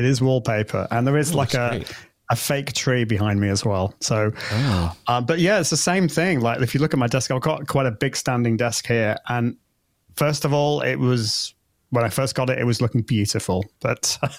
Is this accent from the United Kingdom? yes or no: yes; United Kingdom; accent: British; my British accent